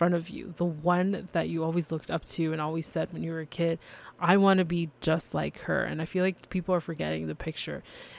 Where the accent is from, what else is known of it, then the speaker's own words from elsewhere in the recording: Canada; I am Canadian